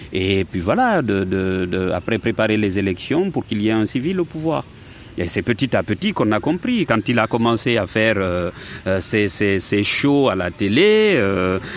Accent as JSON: {"language": "French", "country": "Guinea", "moved": "yes", "said": "moi c'est en ce moment-là que je suis parti de la Guinée"}